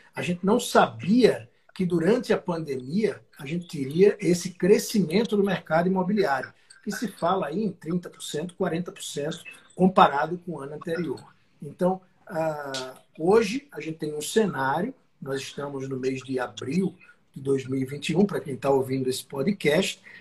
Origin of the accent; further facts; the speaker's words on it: south of Alagoas, Brazil; moved away as an adult; now in São Paulo, Brazil; pelo sotaque, dá para ver que eu não sou de São Paulo, eu sou do Sul, na verdade, do Sul de Alagoas